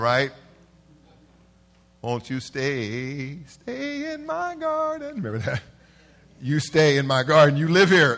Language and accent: English; Los Angeles, California, United States; I'm from South Central.